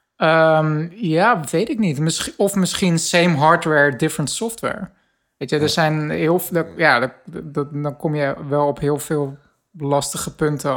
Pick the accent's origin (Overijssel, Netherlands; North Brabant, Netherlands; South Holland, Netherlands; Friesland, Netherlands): South Holland, Netherlands; Rotterdam; ik eh, als Rotterdammer